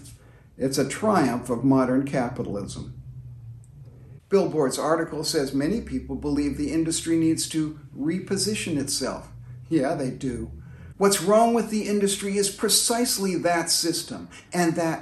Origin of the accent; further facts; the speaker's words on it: London, United Kingdom; I was a teenager growing up in the London of the 1960s.